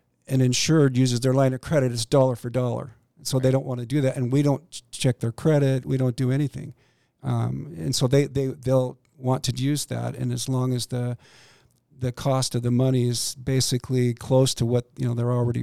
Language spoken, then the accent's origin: English; Boise, Idaho, United States; also born or lived in Pocatello, Idaho / Seattle, Washington; I grew up in Boise